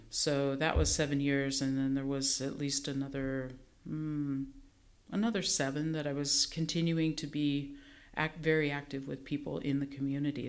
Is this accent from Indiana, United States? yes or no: no; Nebraska, United States; growing up in Nebraska